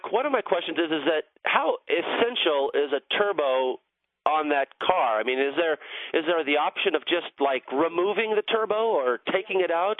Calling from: San Diego, California, United States; I'm calling from San Diego.

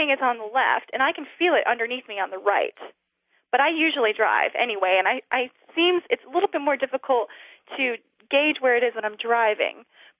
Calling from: Blacksburg, Virginia, United States; I'm from Blacksburg, Virginia.

